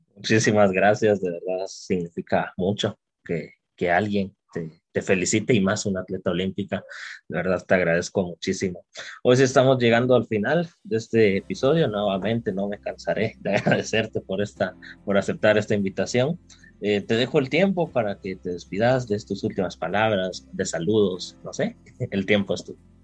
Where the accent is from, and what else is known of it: Guatemala